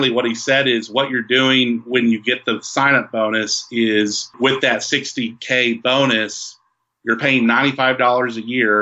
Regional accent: West Texas, United States; We're from West Texas.

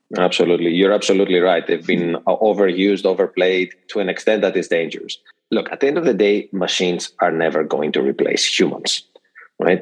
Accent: Greece; moved away as an adult; now in United States; born and raised in Greece, and have spent most of my career in the US

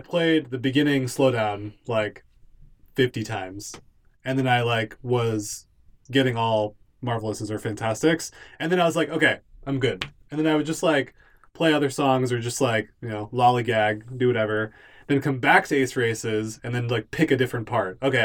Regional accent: Southern California, United States; moved away; I'm from SoCal, so I went home recently

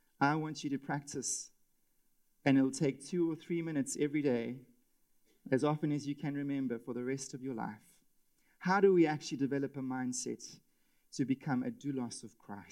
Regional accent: South Africa; as a South African husband and father

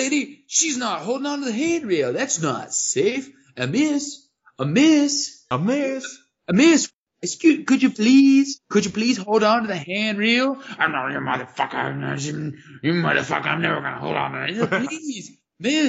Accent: United States; I'm an American

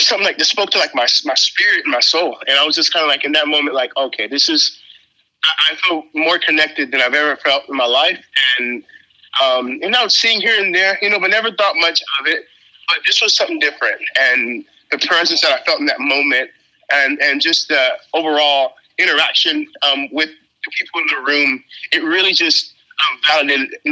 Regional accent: Trinidad & Tobago; now in Texas, United States; I'm from Trinidad, which is an island

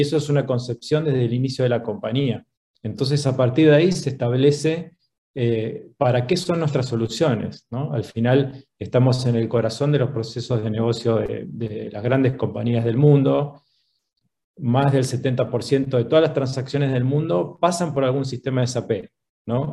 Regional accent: Argentina; moved away as an adult; now in Chile; Soy argentino. Hace doce años que vivo en Chile.

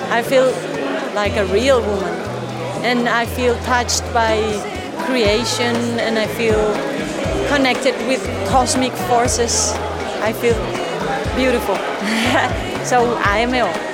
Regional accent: Colombia; I'm from Colombia.

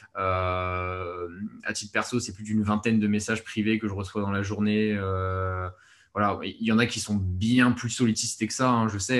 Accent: France; on est français de toute façon, on est français

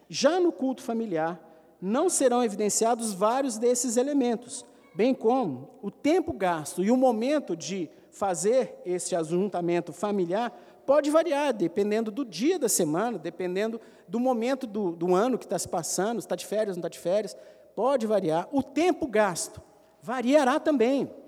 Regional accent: Brazil; Eu sou brasileiro, tem nada a ver com isso.

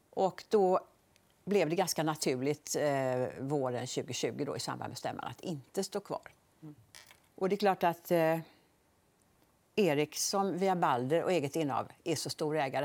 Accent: Borås, Västra Götaland, Sweden; also born or lived in Gothenburg; Jag är uppvuxen i på Bonnvischan utanför Borås.

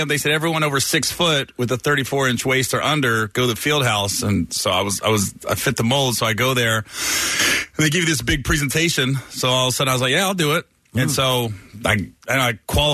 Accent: Cincinnati, Ohio, United States; I grew up in the Midwest. Grew up in Ohio.

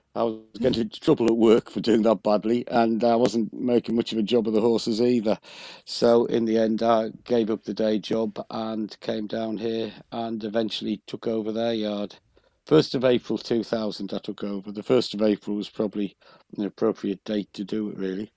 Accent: County Durham, North East England, United Kingdom; moved away; I'm originally from County Durham

